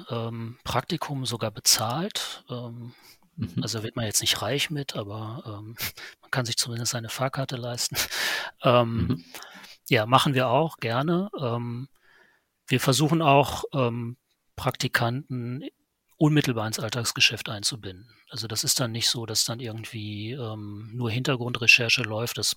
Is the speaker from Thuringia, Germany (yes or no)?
no; Lünen, North Rhine-Westphalia, Germany; born there; ich muss dazu sagen, ich komme gebürtig aus Lünen, das heißt, ich kenne auch Bochum.